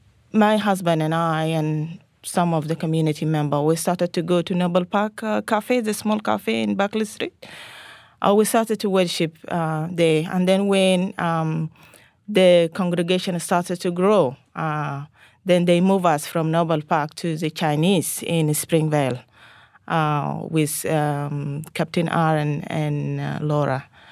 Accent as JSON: {"language": "English", "country": "Sudan", "tie": "born or raised there", "moved": "yes", "lives_now": "Australia", "said": "I was born and raised in North Sudan, but originally my parents from South Sudan."}